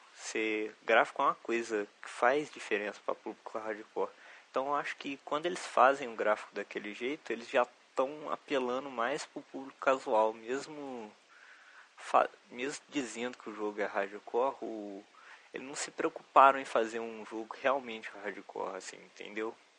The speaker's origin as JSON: {"language": "Portuguese", "town": "Juiz de Fora", "region": "Minas Gerais", "country": "Brazil", "said": "Eu sou de Juiz de Fora, conterrâneo do Diogo Tux"}